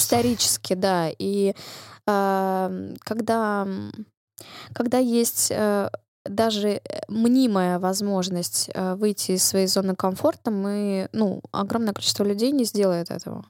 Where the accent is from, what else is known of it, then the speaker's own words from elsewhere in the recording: Russia; я выросла и родилась в России